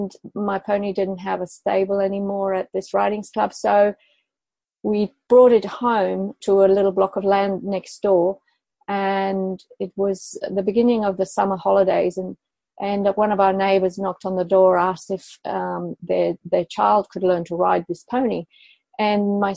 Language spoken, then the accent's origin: English; Madrid, Community of Madrid, Spain; I was born in Madrid in Spain